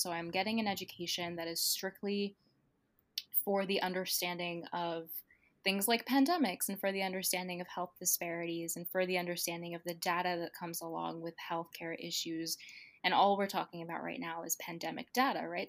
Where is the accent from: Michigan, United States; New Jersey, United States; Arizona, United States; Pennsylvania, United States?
New Jersey, United States; New Brunswick; moved away as an adult; now in New York, United States; I went to Rutgers, I went to college in my hometown.